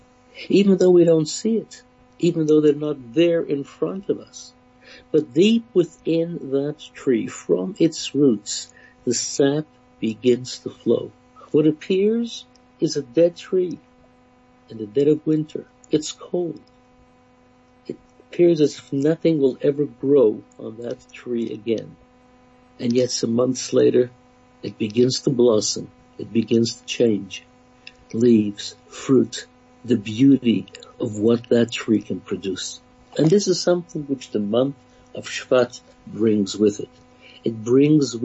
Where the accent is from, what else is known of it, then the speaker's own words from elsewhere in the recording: Canada; I grew up in Canada